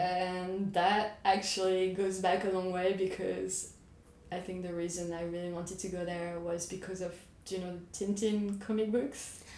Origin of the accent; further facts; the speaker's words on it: France; moved away as an adult; France, which is my home country